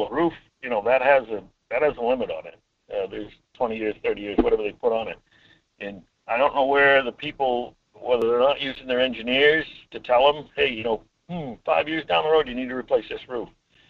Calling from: Homer, Alaska, United States; Hi, Mike. … from Homer.

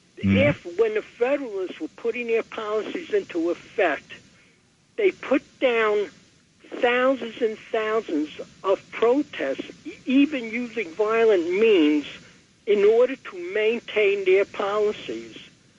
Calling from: Queens, New York, United States; from Queens.

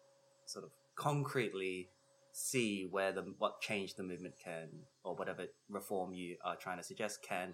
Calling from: Chicago, Illinois, United States; And I'm …. I'm coming from Chicago, and which are the traditional lands of the Potawatomi.

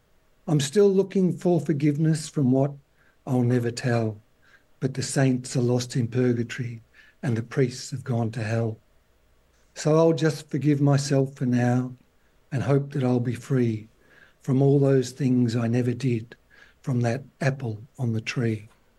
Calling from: Melbourne, Victoria, Australia; From Melbourne, in Australia.

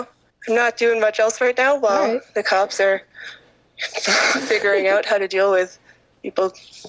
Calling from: Kingston, Ontario, Canada; Hi, I'm a participant from Kingston, participating in today's caravan action in solidarity with prisoners and everyone in migrant detention throughout Canada today.

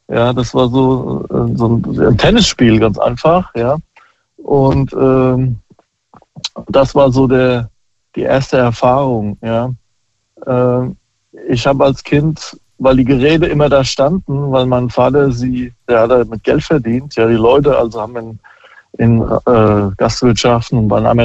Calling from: Großkrotzenburg, Hesse, Germany; Hi, ich bin aus Großkrotzenburg.

